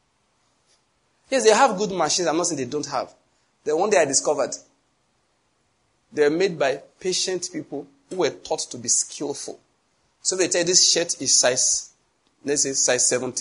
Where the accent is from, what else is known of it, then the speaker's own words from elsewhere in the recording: Enugu, Enugu State, Nigeria; I come from Enugu where buildings are stone-coated roofs